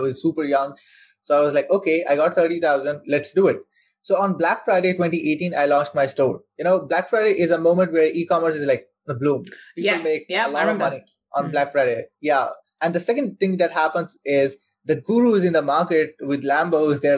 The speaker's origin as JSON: {"language": "English", "country": "Saudi Arabia", "tie": "born or raised there", "said": "I'm born and raised in Saudi Arabia. So I spent my whole life over there."}